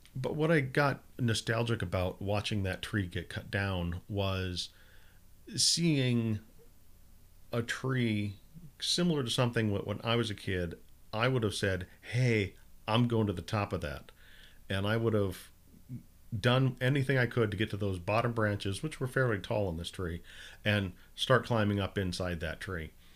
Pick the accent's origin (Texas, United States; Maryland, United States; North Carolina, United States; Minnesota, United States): Minnesota, United States; I grew up in Minnesota